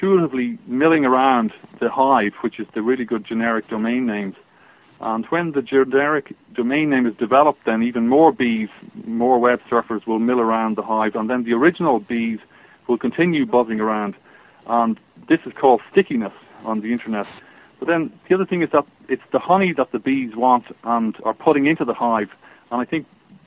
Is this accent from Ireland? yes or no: yes; Ireland; accent: Irish; now in United States; my Irish accent in America, people love my Irish accent.